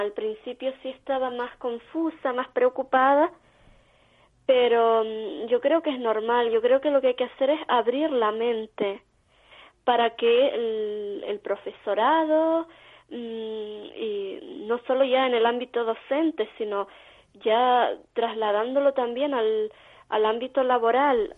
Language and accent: Spanish; Vega de San Mateo, Canary Islands, Spain; aquí en mi pueblo, en San Mateo